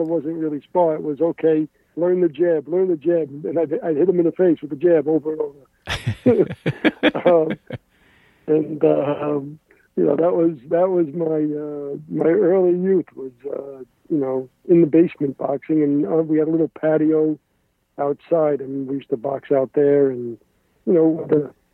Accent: New York City, New York, United States; I grew up in the Bronx, New York, in the Morris Park section, neighborhood that I grew up in and spent my, you know, whole youth

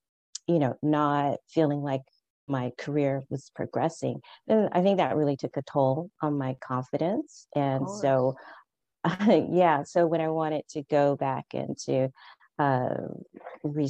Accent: California, United States; moved away as an adult; now in Paris, France; I'm originally from California

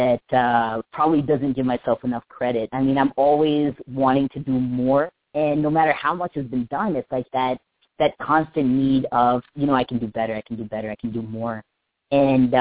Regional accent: North Carolina, United States; now in Los Angeles, United States; born and raised in North Carolina. And my family's from India

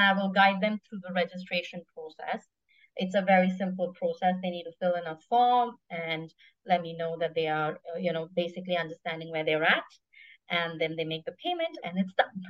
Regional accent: South India, India; now in Singapore; I'm Indian, so I can help with a little bit of that, a South Indian

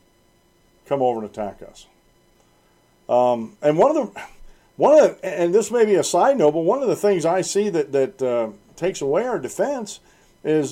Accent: United States; I'm a native born American

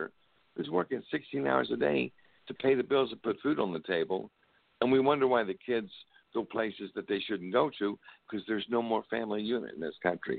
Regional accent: Parkersburg, West Virginia, United States; also born or lived in Belpre, Ohio; I was born in Parkersburg, West Virginia.

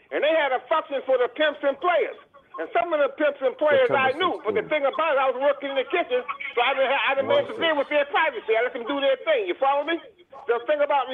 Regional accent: Boston, Massachusetts, United States; I'm from Cathedral Project

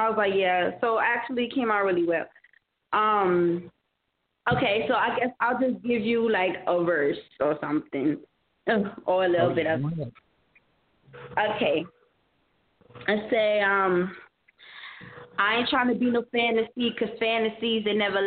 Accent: New York, United States; I'm a New Yorker

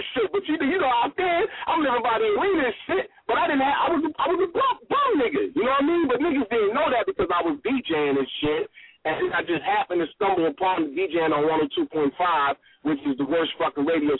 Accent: New Jersey, United States; born there; also born or lived in New York; now in Sacramento, United States; I was born in Jersey. I moved to New York, and then from New York, I moved to Cali. I moved to Sacramento, right?

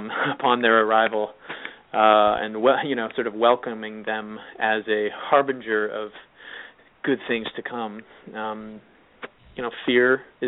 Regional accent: California, United States; moved away as an adult; now in New York, United States; I have friends from high school who I grew up in California, and weirdly, we all sort of moved to New York at different times

